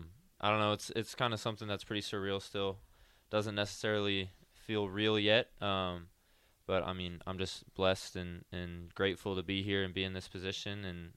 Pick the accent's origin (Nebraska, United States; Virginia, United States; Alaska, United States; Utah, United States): Nebraska, United States; so I grew up around Nebraska and was a fan myself